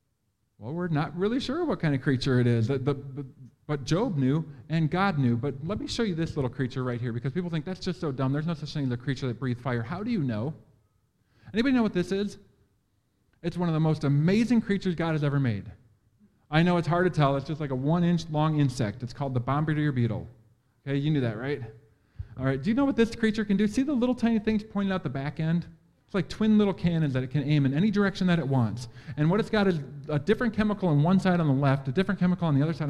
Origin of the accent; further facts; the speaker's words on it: Green Bay, Wisconsin, United States; I'm from Green Bay. I know what that is, but I don't know you guys.